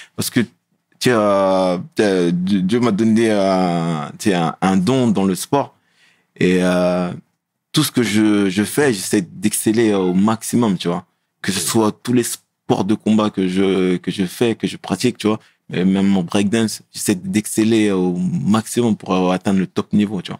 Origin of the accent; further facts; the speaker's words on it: Meaux, Île-de-France, France; On a grandi à Pierre Collinet